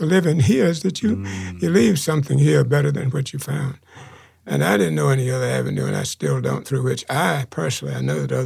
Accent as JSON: {"language": "English", "area": "Chowan River", "region": "North Carolina", "country": "United States", "tie": "born or raised there", "said": "I grew up on the Chowan River"}